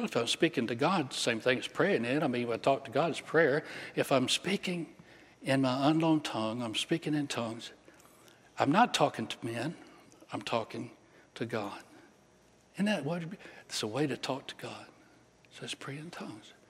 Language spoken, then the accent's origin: English; England, United Kingdom; I'm English. I don't, I don't speak other languages, only little parts and pieces.